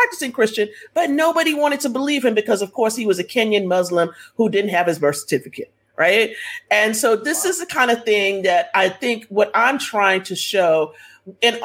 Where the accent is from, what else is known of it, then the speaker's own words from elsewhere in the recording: Texas, United States; I'm from Texas